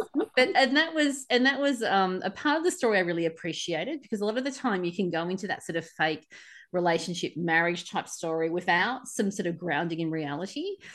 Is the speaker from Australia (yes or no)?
yes; Australia; accent: Aussie; my Aussie accent